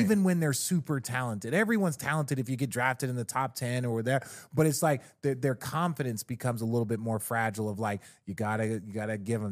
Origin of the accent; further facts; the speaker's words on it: Arizona, United States; I grew up in Arizona, a lot of Mexicans